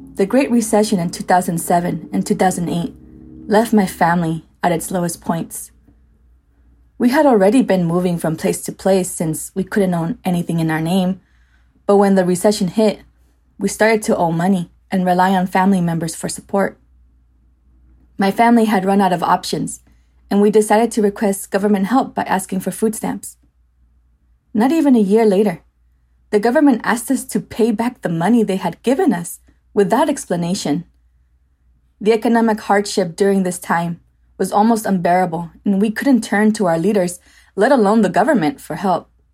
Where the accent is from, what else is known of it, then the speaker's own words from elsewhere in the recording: United States; I was born here in the States